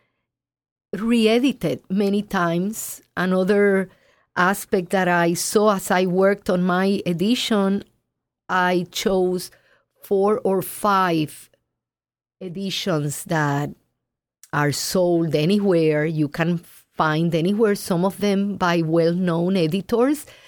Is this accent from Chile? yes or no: no; Puerto Rico; Puerto Rico, my home country.